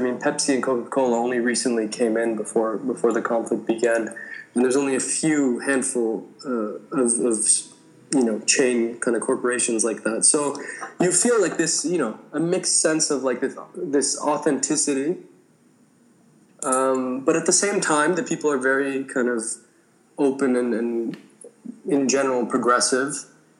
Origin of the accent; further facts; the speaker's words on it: Suwayda, As-Suwayda Governorate, Syria; born there; also born or lived in Damascus; And originally, I was born in Sueda in the south of Syria. My dad's from there and my mom is from Damascus.